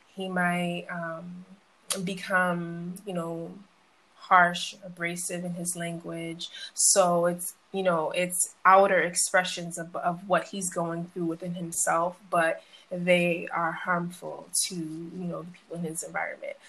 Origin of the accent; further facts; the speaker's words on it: Boston, Massachusetts, United States; also born or lived in Brooklyn, New York; I was about nine, 10, I moved to Massachusetts. I moved to Mattapan